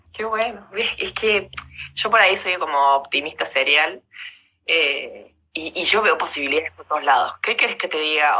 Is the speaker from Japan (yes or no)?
no; Rosario, Santa Fe, Argentina; yo también soy de Rosario, nací en Rosario